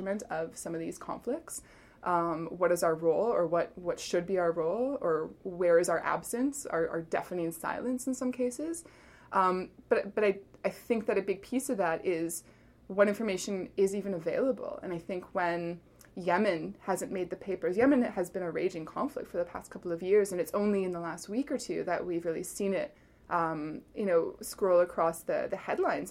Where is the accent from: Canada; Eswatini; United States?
Canada; moved away as an adult; also born or lived in Middle East; Where we are as a Canadian society, I have to say, since I've come home